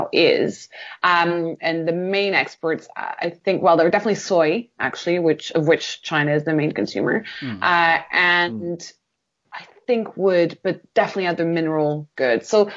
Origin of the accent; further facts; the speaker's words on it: Portugal; growing up in Portugal